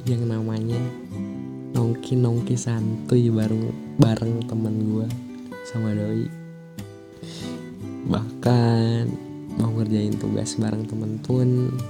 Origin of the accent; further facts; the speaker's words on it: Ciamis, West Java, Indonesia; Asal gue dari Ciamis You know lah Ciamis